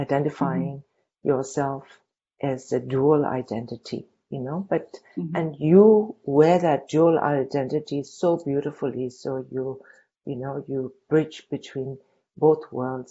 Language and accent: English; Dharamsala, Himachal Pradesh, India; moved away; I grew up in Dharamsala, but Dharamsala that I grew up was just a little village